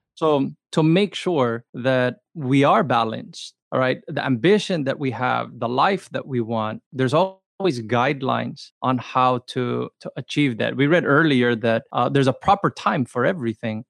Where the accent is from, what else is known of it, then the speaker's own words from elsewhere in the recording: Los Angeles, California, United States; I grew up i, in the L A area